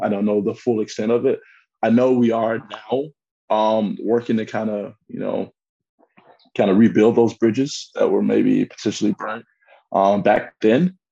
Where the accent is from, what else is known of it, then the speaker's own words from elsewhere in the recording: United States; moved away as an adult; also born or lived in Milan, Italy; now in Frankfurt, Germany; being American